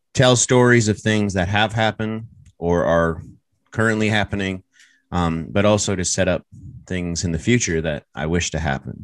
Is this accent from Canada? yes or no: yes; Toronto, Ontario, Canada; I'm proud to be from Toronto